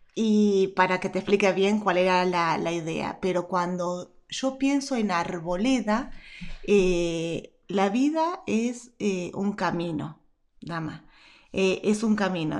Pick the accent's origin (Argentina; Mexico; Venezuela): Argentina; nací en Argentina.